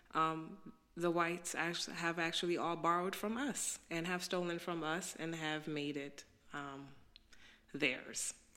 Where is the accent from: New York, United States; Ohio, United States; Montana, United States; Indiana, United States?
New York, United States; New York City; moved away as an adult; also born or lived in Haiti (descent); now in DC area, United States; I'm a black girl. I'm from Brooklyn.